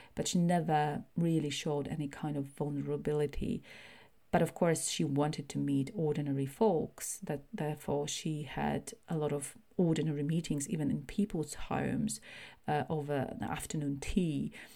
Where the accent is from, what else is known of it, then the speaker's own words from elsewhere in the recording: Poland; now in United Kingdom; I was born in Poland, and that's my kind of primary nationality